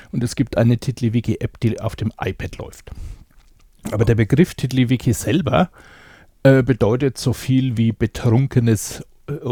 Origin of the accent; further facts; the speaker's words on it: Bavaria, Germany; Ich komme aus Bayern, genauer gesagt aus Unterfranken.